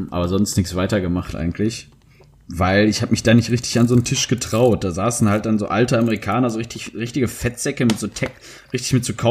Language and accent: German; Dortmund, North Rhine-Westphalia, Germany; ja, bei uns zu Hause in Dortmund, ja.